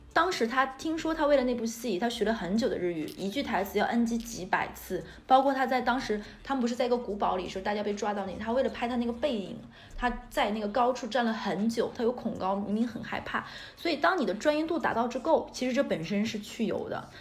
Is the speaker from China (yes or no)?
yes; Northeast China, China; 我们也是东北人